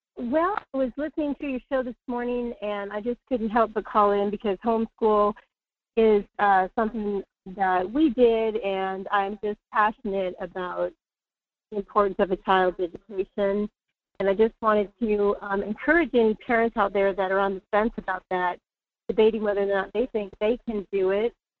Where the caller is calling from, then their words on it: North Pole, Alaska, United States; I'm calling from North Pole